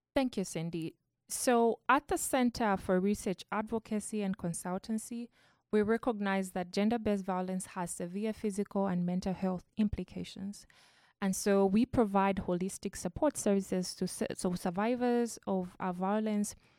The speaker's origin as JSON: {"language": "English", "country": "Zambia", "said": "I come from Zambia"}